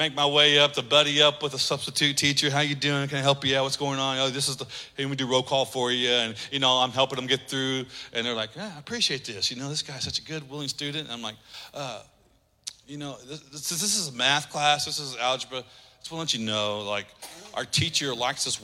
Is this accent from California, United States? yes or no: no; Oklahoma, United States; moved away; my high school that I grew up in Oklahoma